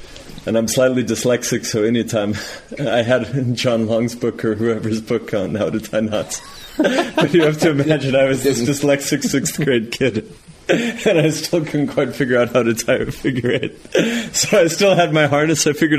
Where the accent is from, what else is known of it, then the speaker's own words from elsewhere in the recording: New Mexico, United States; You know, I grew up in New Mexico. I loved climbing.